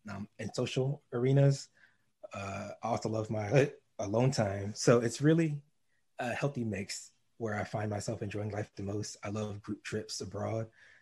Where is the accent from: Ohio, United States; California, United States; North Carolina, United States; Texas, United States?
North Carolina, United States; also born or lived in DC area; So I'm from the DC area. That's what I claim. Before that, I grew up in Eastern North Carolina. I was an Army brat growing up, so I moved all over, but I spent the longest in Eastern North Carolina.